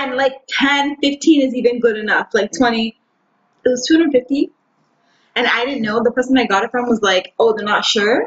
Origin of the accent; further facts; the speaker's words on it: Canada; We are from the same country we're only one province over